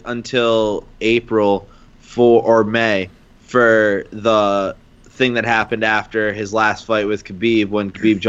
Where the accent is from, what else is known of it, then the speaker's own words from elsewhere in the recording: Ireland; being Irish